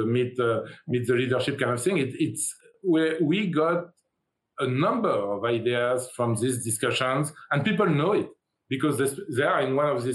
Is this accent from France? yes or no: yes; France; moved away as an adult; now in United States; I come from France. I come from Europe. I came to the U.S. 30 years ago.